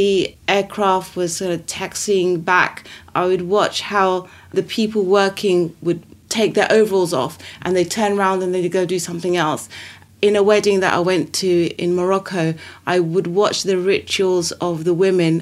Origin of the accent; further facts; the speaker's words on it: London, United Kingdom; also born or lived in Saudi Arabia / Italy / Sudan; I still feel very Sudanese, even though I grew up in London. I'm a Londoner. But I lived in Saudi Arabia. I lived in Italy.